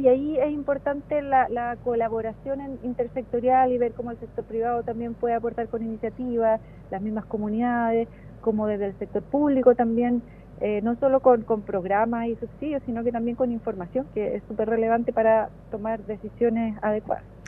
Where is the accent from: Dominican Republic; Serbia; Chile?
Chile; Santiago, Santiago Metropolitan Region; moved away as an adult; now in Valdivia, Chile; toda la vida viví en Santiago, nací en Santiago, viví toda la vida en Santiago y me trasladé al sur buscando mejor calidad de vida